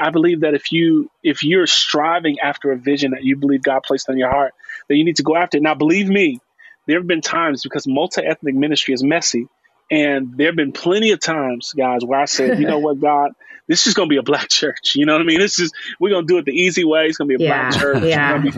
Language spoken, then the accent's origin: English; Chicago, Illinois, United States; And I'm from Chicago. I'm born and raised on the west side of Chicago